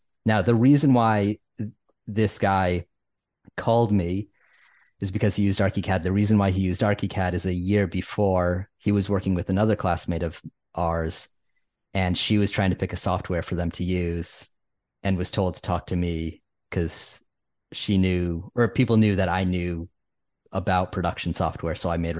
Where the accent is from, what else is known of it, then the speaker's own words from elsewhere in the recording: Connecticut, United States; accent: Northeast; It's my Connecticut upbringing and my weird Northeast accent.